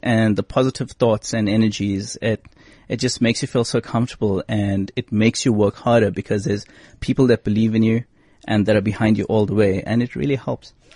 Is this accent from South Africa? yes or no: yes; South Africa